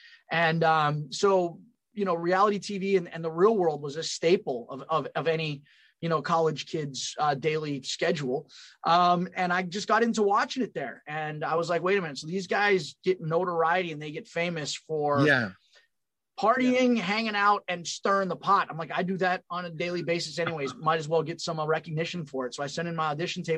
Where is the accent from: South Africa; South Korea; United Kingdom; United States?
United States; California; moved away as an adult; also born or lived in Long Island; I'm from California, moved to Long Island after high school. And then I transferred to Penn State.